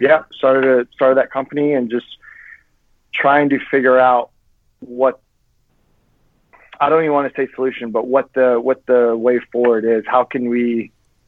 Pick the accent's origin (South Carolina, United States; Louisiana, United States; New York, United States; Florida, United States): Florida, United States; I was born and raised in Florida